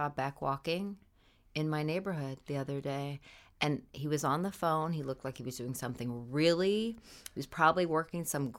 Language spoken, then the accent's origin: English; Idaho, United States; moved away; I grew up in Idaho.